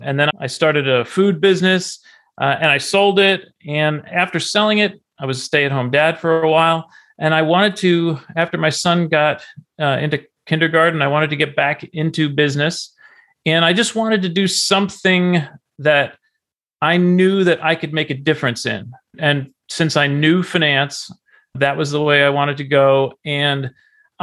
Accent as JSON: {"language": "English", "town": "Garwood", "region": "New Jersey", "country": "United States", "tie": "born or raised there", "said": "I grew up in New Jersey in a small town named Garwood."}